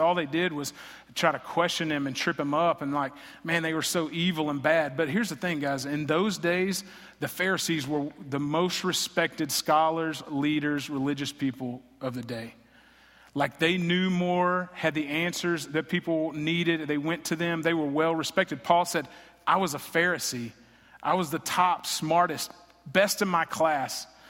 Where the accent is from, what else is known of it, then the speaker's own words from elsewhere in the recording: Greenville, Texas, United States; also born or lived in Lubbock, Texas / Fort Worth, Texas; I grew up in Greenville, Texas. I was born here, raised here, graduated high school here